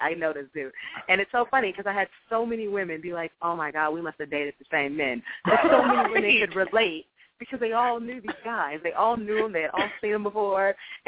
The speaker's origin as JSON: {"language": "English", "town": "Jefferson City", "region": "Missouri", "country": "United States", "also_born_or_lived": "Ohio", "moved": "as an adult", "lives_now": "Los Angeles, United States", "said": "I am originally from Jefferson City, Missouri, show me state in the house."}